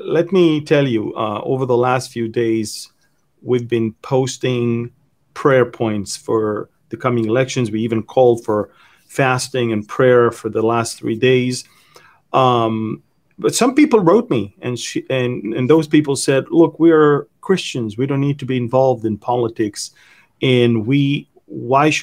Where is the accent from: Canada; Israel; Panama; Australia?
Israel